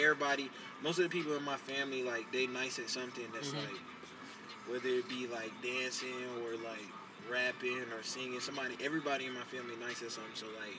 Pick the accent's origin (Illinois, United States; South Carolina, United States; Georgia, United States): South Carolina, United States; Rock Hill; Rockville, South Carolina as well.